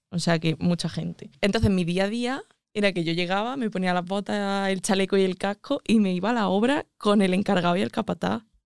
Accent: Andújar, Andalusia, Spain; moved away as an adult; also born or lived in Madrid

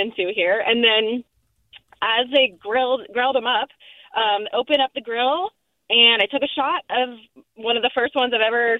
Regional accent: Midwest, United States; now in San Francisco, United States; I'm originally from the Midwest

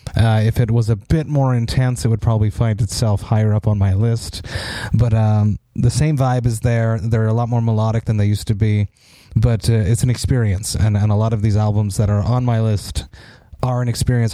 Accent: Montreal, Quebec, Canada; my hometown of Montreal

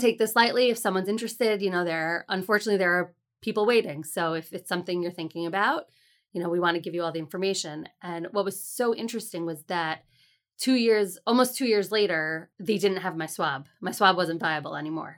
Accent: Fair Lawn, New Jersey, United States; also born or lived in Teaneck, New Jersey; I grew up in Fairlawn, New Jersey

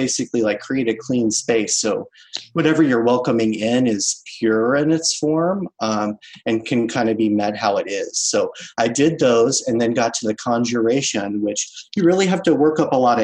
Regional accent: New Orleans, Louisiana, United States; now in Baltimore, United States; I'm originally from the New Orleans area

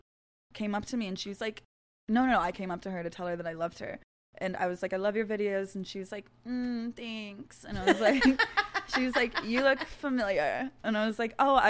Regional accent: Ohio, United States; moved away as an adult; I'm from Ohio

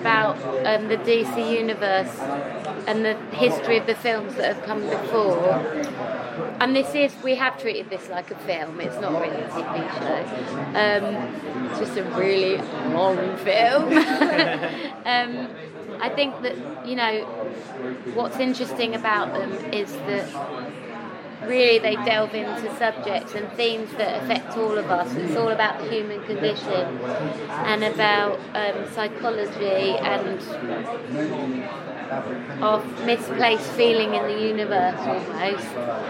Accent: the north of England, United Kingdom; accent: north of England; I have an accent from the north of England.

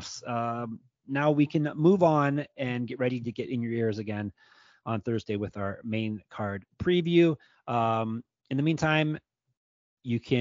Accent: Canada; I'm Canadian

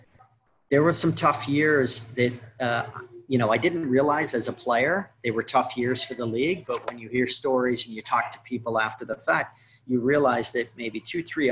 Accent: Seattle, Washington, United States; born or raised there

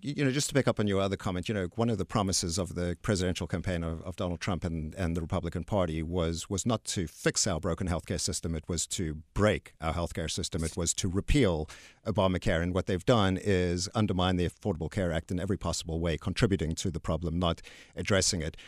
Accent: South Africa; also born or lived in Texas; now in United States; I'm actually from South Africa.

